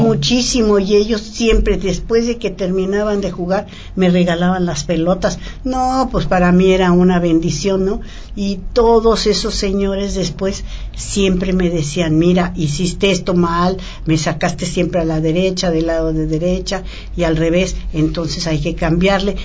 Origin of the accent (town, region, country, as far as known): Mexico